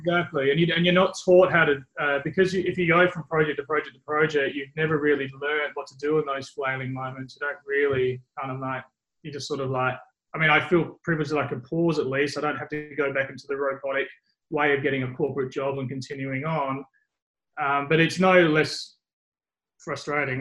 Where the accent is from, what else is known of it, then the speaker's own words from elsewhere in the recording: Australia; also born or lived in England; growing up in England and then growing up in Australia, um, very early in England and in Australia, there's nothing at school or high school